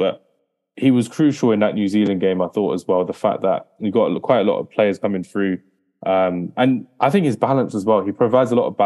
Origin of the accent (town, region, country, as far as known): England, United Kingdom